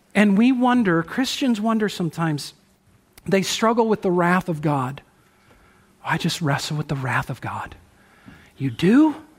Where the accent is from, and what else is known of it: United States